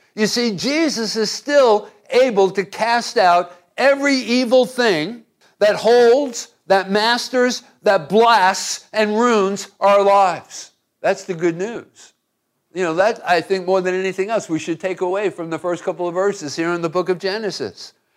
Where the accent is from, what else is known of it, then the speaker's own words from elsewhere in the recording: Hoboken, New Jersey, United States; I grew up in Hoboken, New Jersey